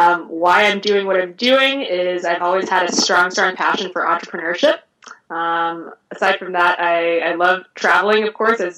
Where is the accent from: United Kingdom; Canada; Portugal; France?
France; born there; I was not ever born in America. Again, I was born in France.